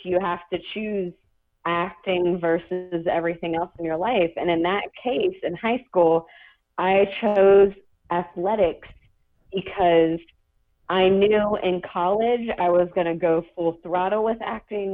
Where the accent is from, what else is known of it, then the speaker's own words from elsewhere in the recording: Kentucky, United States; also born or lived in Georgia; I was actually born in Georgia, on an army base, and then I grew up in Kentucky, a very small town in Kentucky